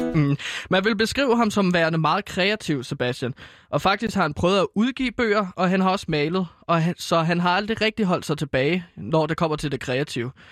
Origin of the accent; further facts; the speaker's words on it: Herlev, Capital Region of Denmark, Denmark; ude i Herlev, øh, hvor jeg er fra